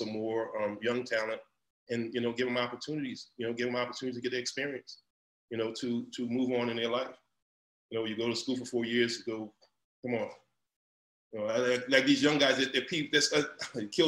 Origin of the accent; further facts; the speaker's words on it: New Iberia, Louisiana, United States; moved away; I'm from New Iberia, Louisiana, I'm from the boot, I mean the mud